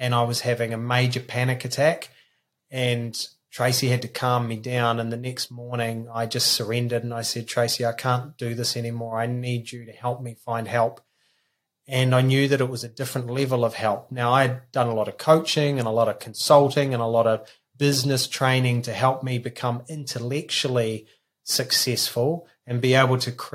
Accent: New Zealand; So I grew up in a small country town in New Zealand of 800 people, and 40 years later, there's still 800 people

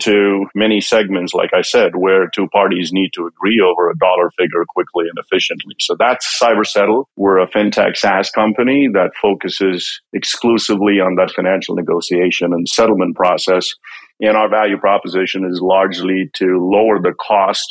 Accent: India; moved away as an adult; also born or lived in Connecticut, United States; now in Greenwich, United States; I grew up in India. I came to this country about 30 years ago. Came here for grad school

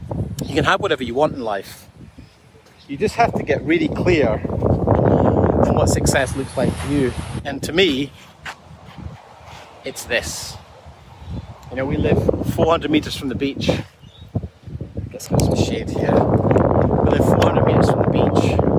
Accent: Scotland, United Kingdom; And I can tell you, so as someone growing up in Scotland, where the weather wasn't great all the time, this is sensational.

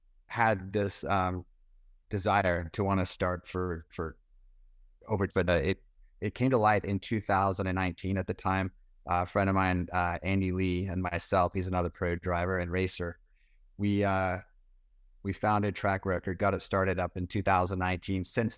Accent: South Africa; born there; I was born in South Africa. My father raced cars in England. My mother and father are both British, so I was born in South Africa.

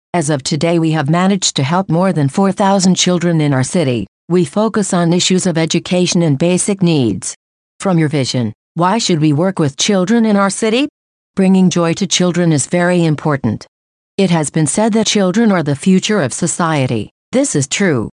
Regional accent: Ciudad Juárez, Chihuahua, Mexico; I was born in Ciudad Juarez.

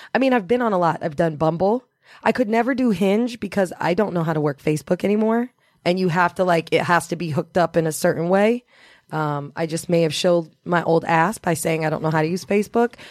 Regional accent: Indiana, United States; also born or lived in Los Angeles; now in New York, United States; I'm originally from Indiana

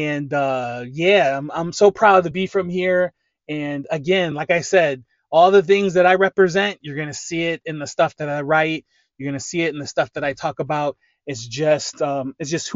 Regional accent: Lorain, Ohio, United States; I'm from Lorain, Ohio. That is about half hour west of Cleveland

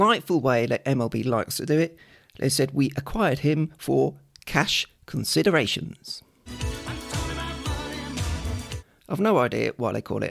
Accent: United Kingdom; I'm British

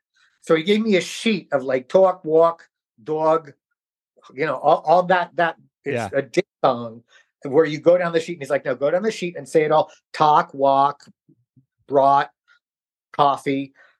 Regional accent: New York, United States; But I grew up in New York, so I think when I was a teenager, I may have talked like that. Actually, I had to change my accent because I went to a speech class.

